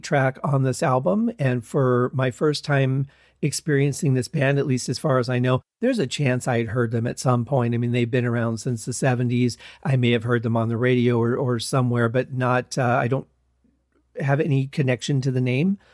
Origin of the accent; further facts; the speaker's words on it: Michigan, United States; moved away as an adult; I was raised in Michigan